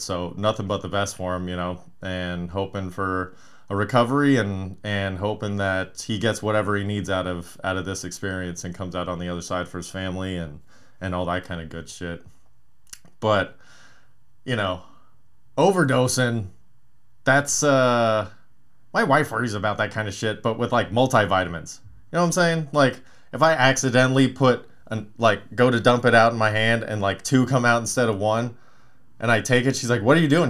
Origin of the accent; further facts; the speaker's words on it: Palmdale, California, United States; I grew up in Palmdale